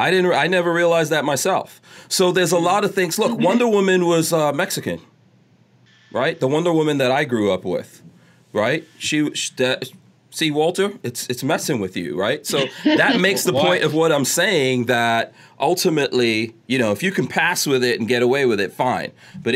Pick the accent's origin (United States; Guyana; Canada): Guyana; born there; also born or lived in Nigeria; I lived in Nigeria, so I've lived, and I was born in Guyana